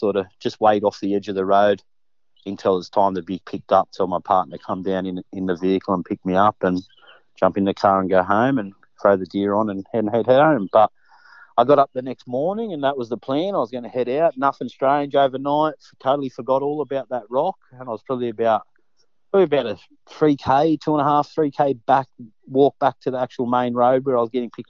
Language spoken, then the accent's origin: English; Hawkesbury area of New South Wales, Australia; I grew up in the Hawkesbury area of New South Wales